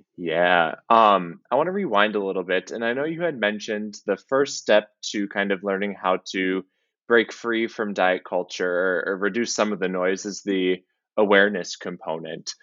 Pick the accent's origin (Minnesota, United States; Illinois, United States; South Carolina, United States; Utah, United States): Minnesota, United States; being a Minnesotan